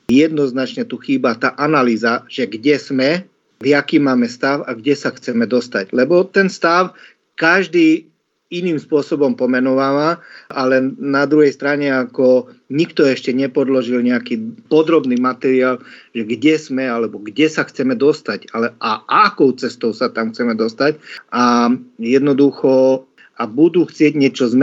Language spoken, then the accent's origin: Slovak; eastern Slovakia, Košice Region, Slovakia; ja som z východu, kde zastupujem ten región v podstate Košického kraja